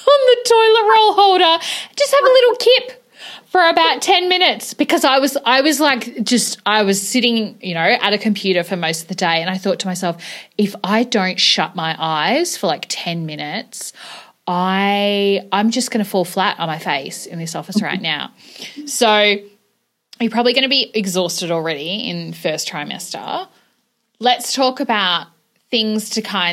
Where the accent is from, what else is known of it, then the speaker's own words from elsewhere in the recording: Melbourne, Victoria, Australia; now in Tasmania, Australia; I'm from Melbourne originally.